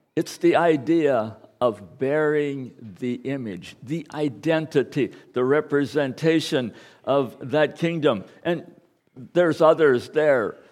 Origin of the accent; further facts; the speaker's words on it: United States; I am an American